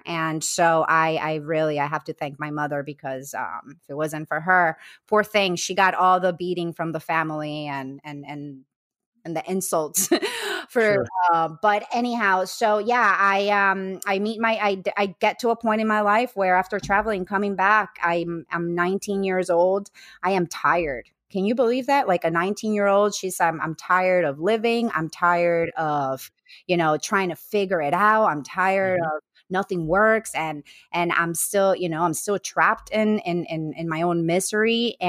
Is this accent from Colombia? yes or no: yes; Colombia; English is a second language; I grew up Catholic in Colombia, I went to Catholic school.